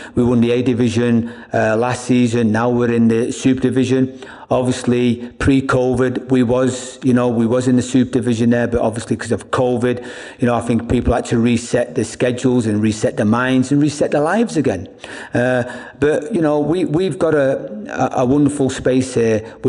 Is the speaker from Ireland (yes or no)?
yes; Ireland; also born or lived in England; I mean, I'm from Ireland and England. I'm not going to come in and change anybody's culture.